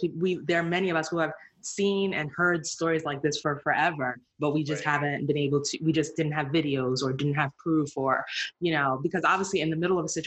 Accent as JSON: {"language": "English", "country": "United States", "tie": "born or raised there", "also_born_or_lived": "Nigeria", "said": "I'm Nigerian, but I grew up here, you know, born here, raised almost entirely here, with the exception of a few years in Nigeria. Like, I'm a Black person, I'm American"}